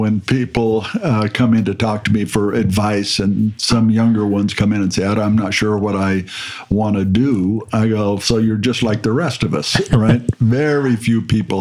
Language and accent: English; the Bay Area, California, United States; I grew up in California in the Bay Area